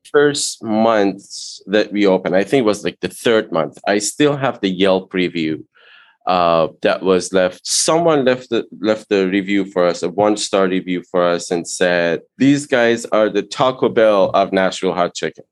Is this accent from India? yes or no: no; Iran; English is a second language; moved away as an adult; now in United States; I immigrated to US from Iran in 98.